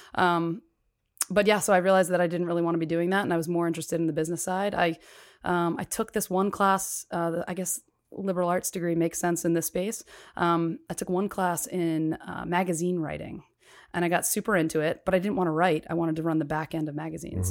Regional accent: Cherry Hill, New Jersey, United States; I grew up in Cherry Hill, New Jersey, right outside of Philly

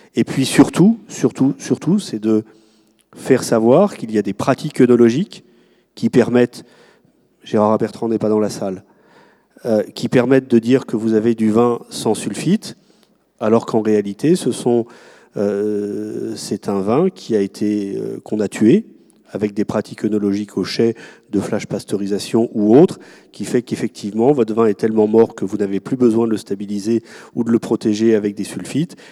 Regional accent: France; dans le pays qui est le nôtre

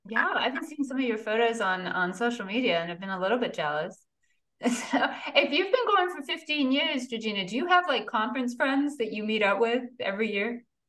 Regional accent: United Kingdom; moved away as an adult; also born or lived in New York City, United States; now in Green Bay, United States; I moved from a mid-sized town in the UK and then went to graduate school in New York City

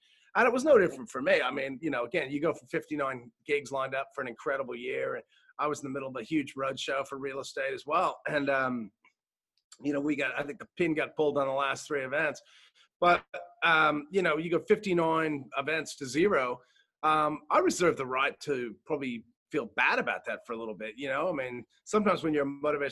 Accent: United States; now in Australia; being American

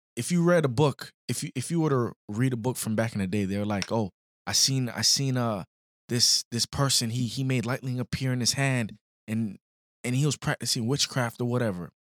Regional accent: Florida, United States; also born or lived in Illinois; we come from Florida, a little city

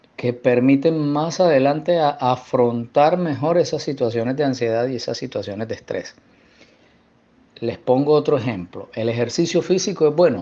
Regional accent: Barranquilla, Atlántico, Colombia; moved away as an adult; yo soy barranquillero

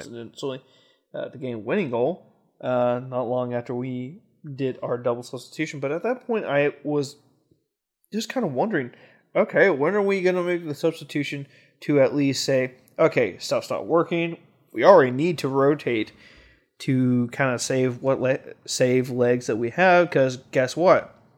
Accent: Kansas City, United States; Kansas City. My hometown

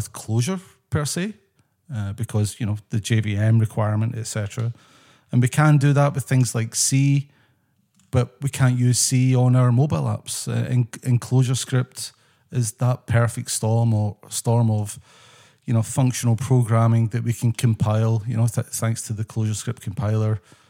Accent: Scotland, United Kingdom; moved away as an adult; So I'm originally from Scotland. That's my background.

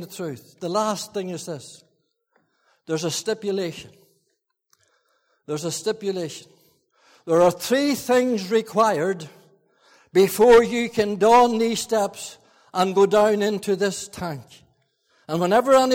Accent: Fermanagh, Northern Ireland, United Kingdom; I was brought up in Fermanagh

